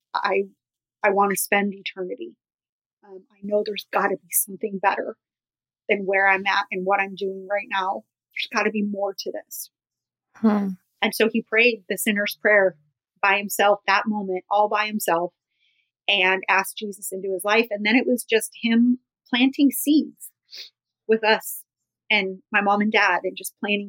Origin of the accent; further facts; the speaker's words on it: Los Angeles, California, United States; growing up in Hollywood